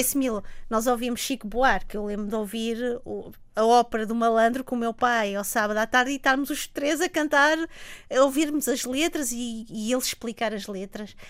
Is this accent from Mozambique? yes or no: yes; Mozambique; moved away; Eu olho para Moçambique, isso é importante dizê-lo, como um país belíssimo, um país onde eu nasci, um país que é verdade, não faz parte do meu dia a dia